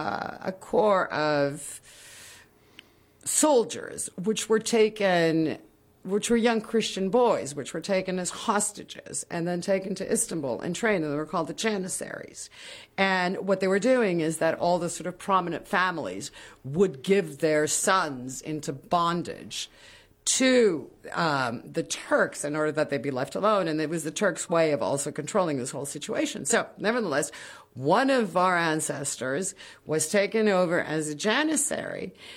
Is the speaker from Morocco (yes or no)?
yes; Morocco; also born or lived in Kinshasa, Congo / Colombia; Well, because I grew up in Africa.